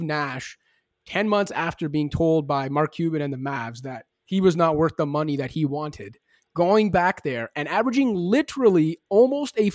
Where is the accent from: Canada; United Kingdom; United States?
Canada; now in Toronto, Canada; I'm sitting here in Toronto. I'm a Canadian basketball fan